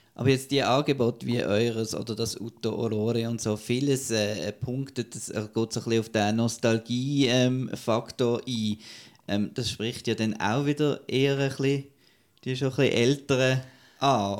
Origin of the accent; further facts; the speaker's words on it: Basel, Basel-Stadt, Switzerland; also born or lived in St. Gallen; now in Zurich, Switzerland; ich komme ja aus, aus Basel ah, ja. und äh, arbeite in St. Gallen